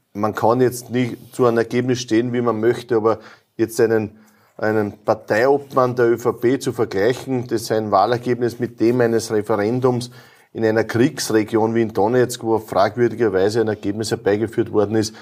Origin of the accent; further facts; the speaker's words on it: Lower Austria, Austria; bei uns in Niederösterreich, in der Karl-Landsteiner-Universität